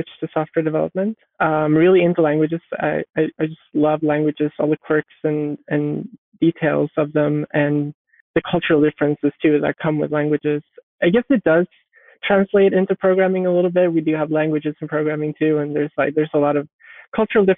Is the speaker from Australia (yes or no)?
no; Malmö, Skåne, Sweden; I was born in Malmö in Sweden